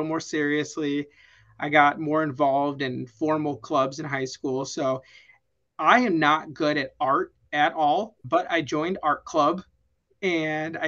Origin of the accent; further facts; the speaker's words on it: Vernon Hills, Illinois, United States; moved away as an adult; now in Arizona, United States; I grew up in a town called Vernon Hills, Illinois. It's a northwest suburb of Chicago